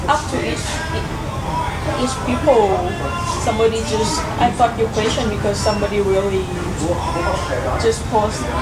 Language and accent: English; Bangkok, Thailand; English is a second language; moved away; I'm from Thailand, Bangkok